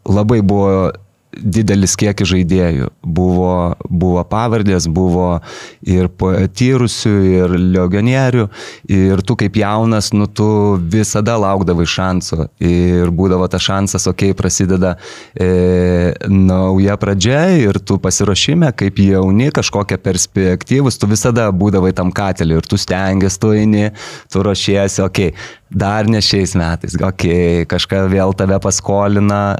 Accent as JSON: {"language": "Lithuanian", "town": "Kaunas", "region": "Kaunas County", "country": "Lithuania", "said": "aš pats kaunietis"}